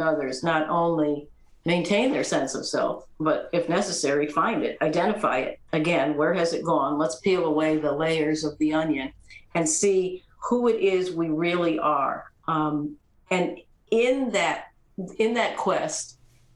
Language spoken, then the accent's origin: English; East Coast, United States; I grew up on the East Coast in a traditional family